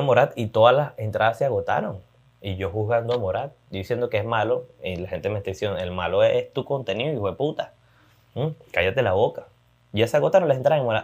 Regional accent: Maracay, Aragua, Venezuela; Maracay, lamentablemente, mi ciudad, mi ciudad natal, de donde me gusta, de donde soy

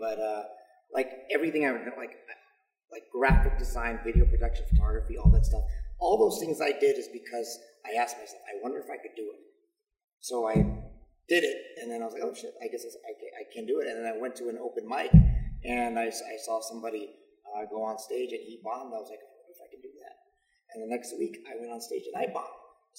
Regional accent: Ewa Beach, Hawaii, United States; I grew up in Ever Beach, Hawaii. That's the west side of the island of Oahu.

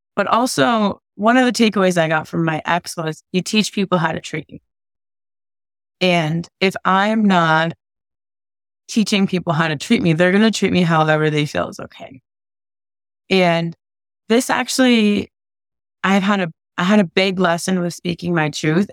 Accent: New England, United States; moved away; also born or lived in California; I grew up in New England, right? And then I moved to California

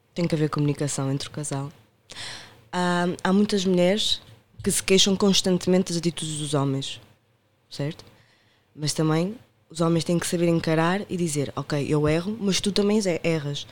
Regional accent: Porto, Norte, Portugal; accent: Porto; moved away as an adult; now in Lisbon, Portugal; sou natural do Porto, como podem ver pelo meu sotaque

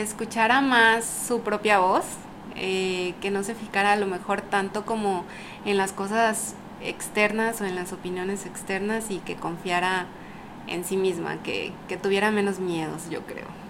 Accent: Ciudad del Carmen, Campeche, Mexico; also born or lived in Mérida; Yo soy de aquí, de Ciudad del Carmen.

